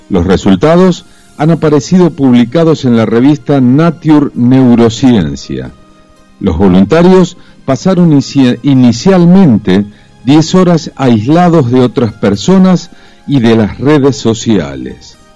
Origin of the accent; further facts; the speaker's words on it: Buenos Aires, Argentina; Y bueno, ya te digo, Buenos Aires, si bien soy porteño, nunca me gustó.